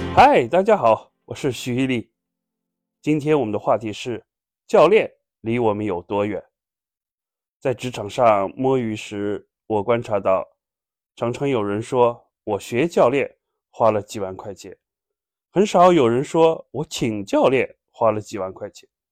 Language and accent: Chinese; China; 我们中国人